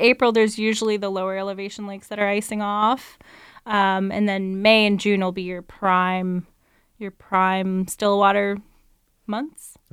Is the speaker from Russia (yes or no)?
no; Delta, British Columbia, Canada; I grew up in North Delta